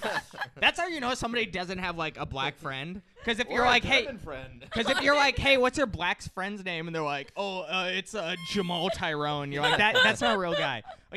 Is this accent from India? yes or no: yes; India; Like, I'm Indian. I could talk shit about Indian people to some extent.